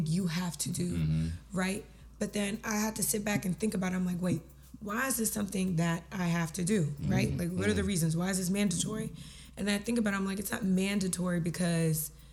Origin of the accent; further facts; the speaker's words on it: Sudan; I am from Sudan.